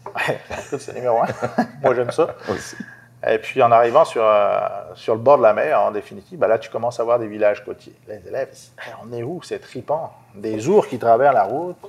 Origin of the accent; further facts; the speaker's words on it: France; moved away as an adult; now in Quebec, Canada; je suis français d'origine, vécu en France jusqu'à ben, jusqu'en 2014.